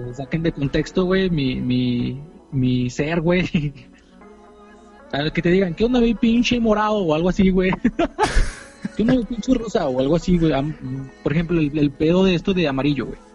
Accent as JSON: {"language": "Spanish", "country": "Mexico", "said": "los mexicanos no somos así"}